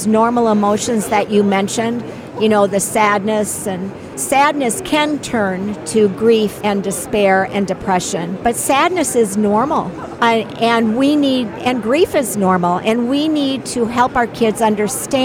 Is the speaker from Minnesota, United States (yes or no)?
yes; Minnesota, United States; now in Morrison, United States; I grew up in Minnesota, and now we live in Colorado